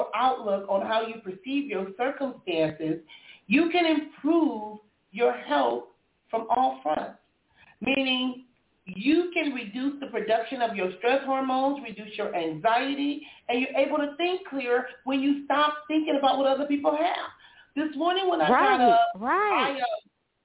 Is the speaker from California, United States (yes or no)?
yes; Compton, California, United States; moved away; I'm from Compton and all of this, I'm in Compton at least once a week